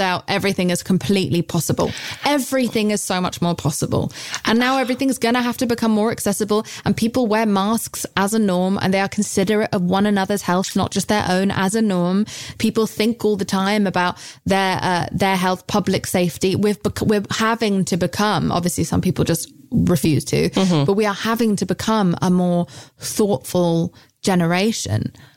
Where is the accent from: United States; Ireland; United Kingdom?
United Kingdom; I'm British.